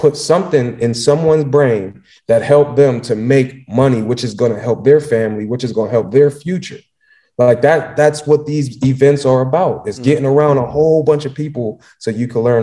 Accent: Pittsburgh, Pennsylvania, United States; I'm from Pittsburgh

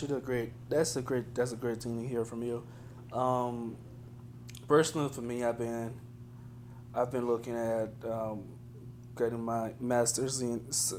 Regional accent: Liberia; moved away; growing up in Liberia

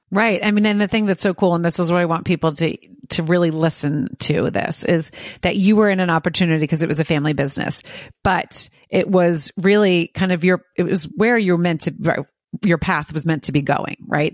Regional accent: outside Philadelphia, New Jersey, United States; I grew up on the East Coast, um, right outside of Philadelphia in New Jersey

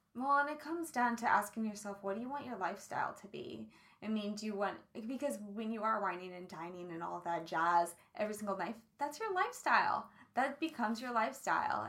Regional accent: Kansas, United States; I grew up in Kansas

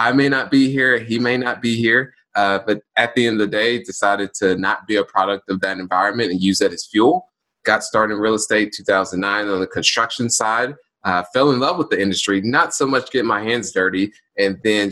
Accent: Indianapolis, Indiana, United States; born and raised in Indianapolis

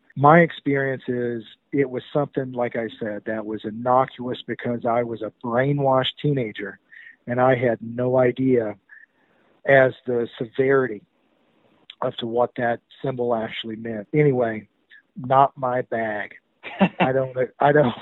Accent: the South, United States; also born or lived in Chattanooga area, Tennessee / Charlotte, North Carolina; most of us that were born and raised in the South at that time

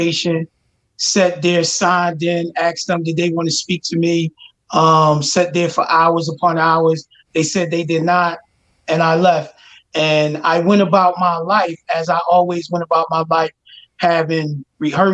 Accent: Philadelphia, Pennsylvania, United States; I grew up in Abbotsford Projects in North Philadelphia

